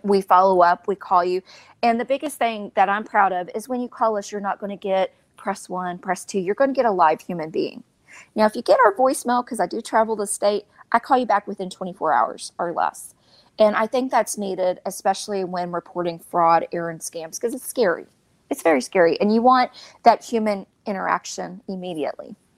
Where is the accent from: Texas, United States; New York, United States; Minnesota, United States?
Texas, United States; Beaumont; moved away; I'm from Beaumont and I still have the same uh, phone number from 20 years ago in college, 409